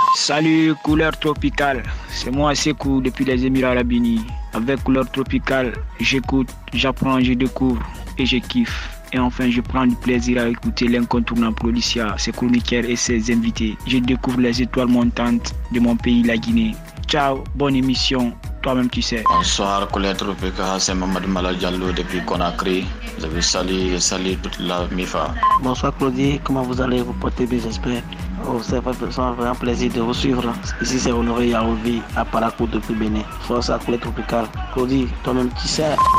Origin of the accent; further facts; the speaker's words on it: Haiti; je suis haïtien